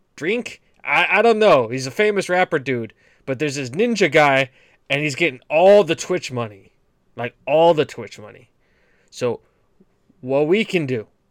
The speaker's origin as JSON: {"language": "English", "region": "New England", "country": "United States", "said": "I'm from New England"}